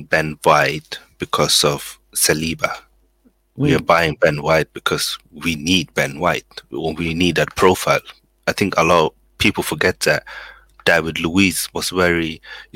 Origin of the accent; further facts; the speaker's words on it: Sweden; now in Coventry, United Kingdom; I was actually born in Sweden